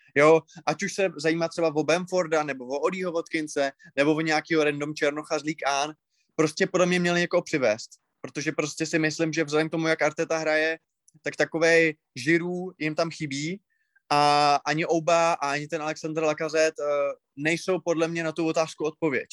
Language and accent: Czech; Moravia, Czechia; u nás na Moravě